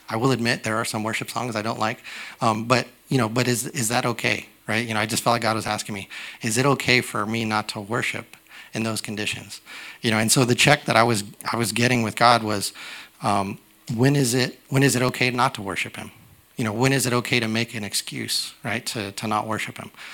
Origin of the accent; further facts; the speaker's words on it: United States; I'm a young American